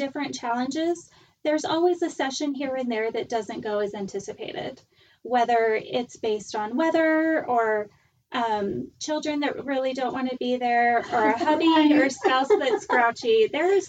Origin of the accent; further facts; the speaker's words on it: Miami, Florida, United States; we grew up in Miami